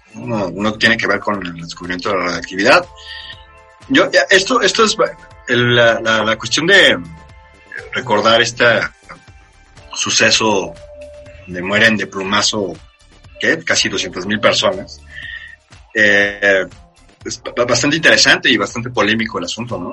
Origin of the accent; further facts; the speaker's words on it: Mexico; como mexicano o que nació de este lado del charco